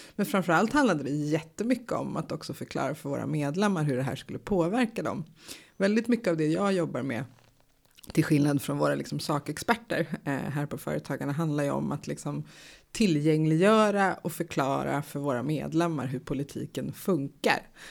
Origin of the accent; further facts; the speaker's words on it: United States; now in Sweden; i USA där jag är uppvuxen